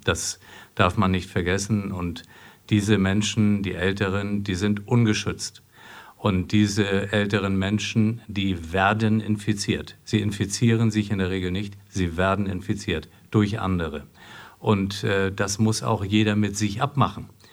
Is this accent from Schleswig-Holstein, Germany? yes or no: yes; Flensburg, Schleswig-Holstein, Germany; also born or lived in Marburg; now in Essen, Germany; ich komme aus Flensburg und man verbindet viel mit seiner Heimatstadt, aber wenn ich dort nicht geboren wäre